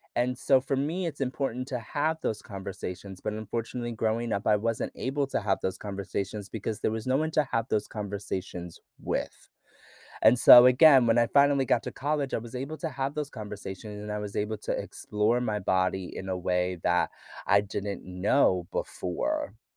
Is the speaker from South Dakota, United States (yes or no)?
no; rural Pennsylvania, United States; I grew up in Pennsylvania, rural Pennsylvania